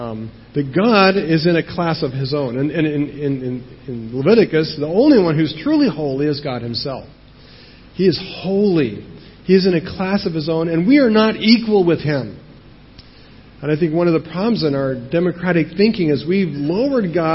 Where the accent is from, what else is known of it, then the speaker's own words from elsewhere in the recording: United States; moved away; I'm American, and I know how this works in America